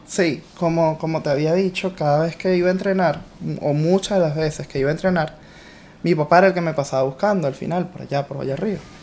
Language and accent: Spanish; Guatire, Miranda, Venezuela; now in United States; fui selección de Miranda